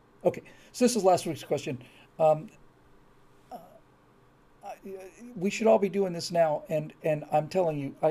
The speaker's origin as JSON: {"language": "English", "region": "Florida", "country": "United States", "tie": "born or raised there", "moved": "yes", "said": "I was raised in Florida"}